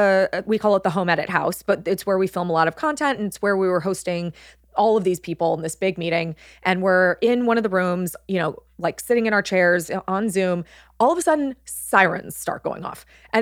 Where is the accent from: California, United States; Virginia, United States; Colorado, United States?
California, United States; moved away; Growing up in California, I'm like, it's just always warm.